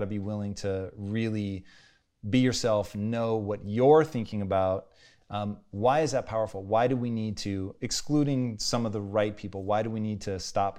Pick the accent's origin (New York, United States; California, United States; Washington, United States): Washington, United States; Tacoma; Because growing up in Tacoma, dude, it was white people 24/7.